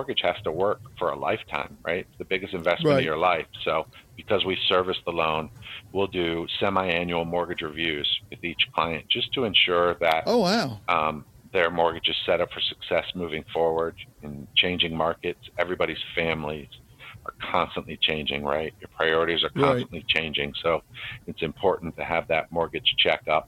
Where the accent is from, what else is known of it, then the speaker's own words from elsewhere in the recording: Maryland, United States; moved away as an adult; also born or lived in New Jersey; I moved from New Jersey back to Maryland, where I'm from